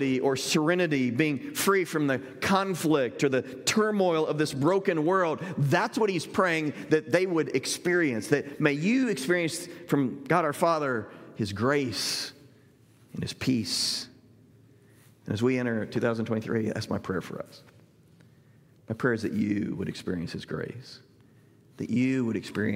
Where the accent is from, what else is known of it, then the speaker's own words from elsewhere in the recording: Southern Illinois, United States; the church I grew up in Southern Illinois